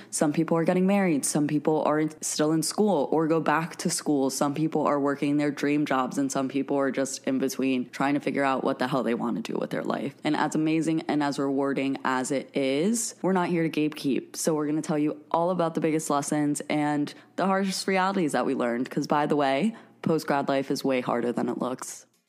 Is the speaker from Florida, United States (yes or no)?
yes; Miami, Florida, United States; moved away as an adult; now in New York City, United States; I've lived in my a city my whole life, first of all, um, because I'm, I am from Miami.